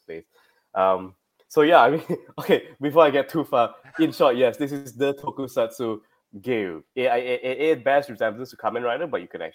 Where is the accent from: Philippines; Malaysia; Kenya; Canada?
Malaysia; I'm from Malaysia.